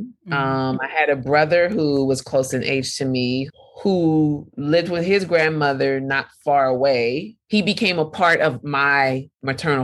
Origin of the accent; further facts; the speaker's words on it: the Bay Area, California, United States; moved away as an adult; now in Brooklyn, United States; coming from where I grew up in the Bay